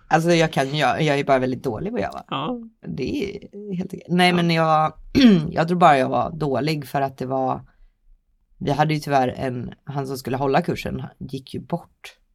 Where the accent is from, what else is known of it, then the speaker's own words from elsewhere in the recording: Linköping, Östergötland, Sweden; jag kommer från Linköping